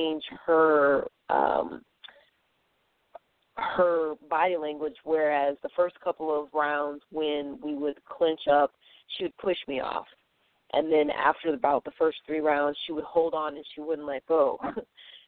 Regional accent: St. Louis, Missouri, United States; I'm from St. Louis

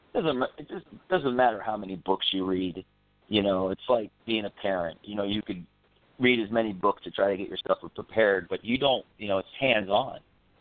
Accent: Orlando, Florida, United States; Oh, Orlando, Florida.

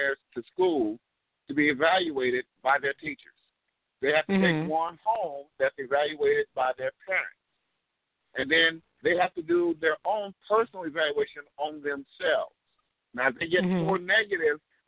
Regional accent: Texas, United States; moved away; also born or lived in Chicago; When I grew up here in Texas, and then my dad eventually hauled my behind up to Chicago, I grew up on a working

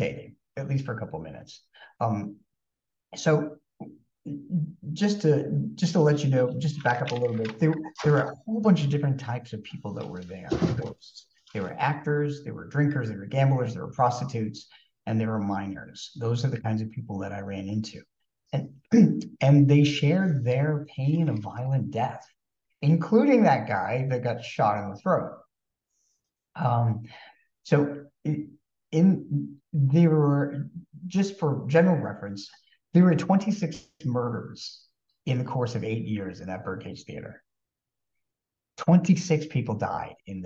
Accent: Maryland, United States; we were from Maryland

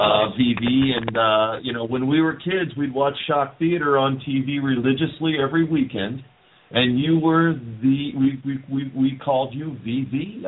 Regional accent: Las Vegas, Nevada, United States; as kids growing up in Las Vegas

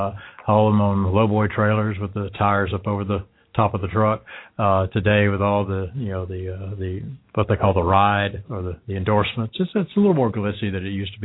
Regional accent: Hueytown, Alabama, United States; also born or lived in Oklahoma City, Oklahoma; now in Cincinnati, United States; Actually, I grew up near Birmingham, Alabama, a small town called Hueytown, Alabama.

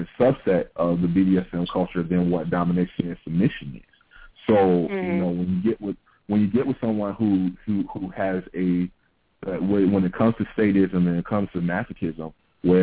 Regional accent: the South, United States; growing up in the South

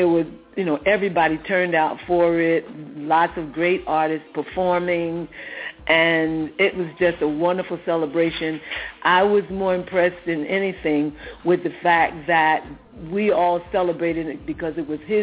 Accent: United States; Country is the United States. I am 295.5% American

